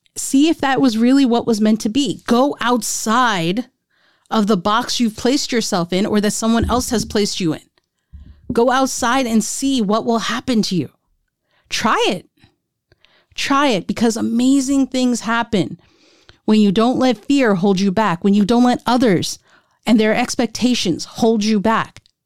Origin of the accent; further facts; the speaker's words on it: India; As an Indian, people had, have been wanting, uh, me, my sisters, to get married since we were twenty-one